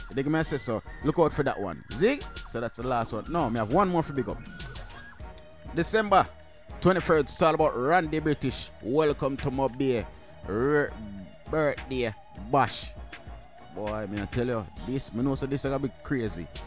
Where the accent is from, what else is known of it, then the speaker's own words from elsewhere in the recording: Jamaica; I'm Jamaican